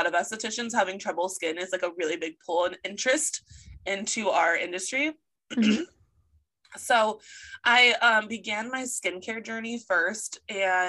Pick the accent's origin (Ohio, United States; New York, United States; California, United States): California, United States; Chico; my hometown, Chico